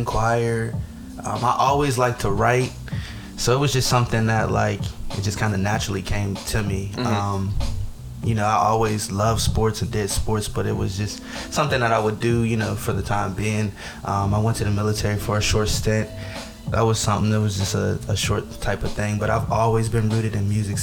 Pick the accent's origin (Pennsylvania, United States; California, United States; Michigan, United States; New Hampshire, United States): Pennsylvania, United States; Pittsburgh; also born or lived in Woodland Hills; I'm from the Hill District